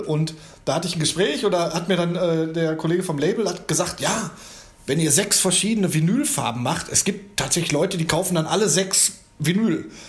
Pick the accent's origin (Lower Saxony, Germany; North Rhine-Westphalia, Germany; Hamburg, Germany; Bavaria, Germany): North Rhine-Westphalia, Germany; Gladbeck; da wo ich herkomme, also mit meinen Leuten hier aus Gladbeck